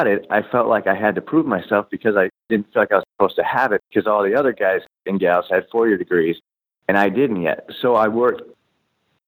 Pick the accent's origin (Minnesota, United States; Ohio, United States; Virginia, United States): Ohio, United States; Cleveland; I grew up in Cleveland